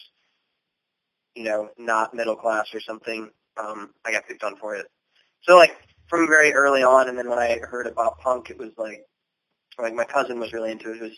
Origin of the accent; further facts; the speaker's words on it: Lancaster County, Virginia, United States; moved away; Lancaster County, Virginia. It's on the northern neck